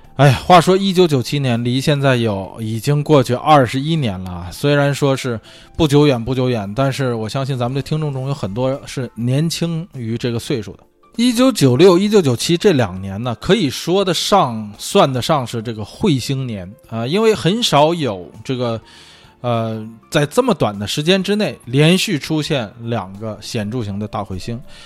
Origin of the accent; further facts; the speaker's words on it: northern China, China; 作为北方人来说，啊，我，这个小时候是打过血字，血仗的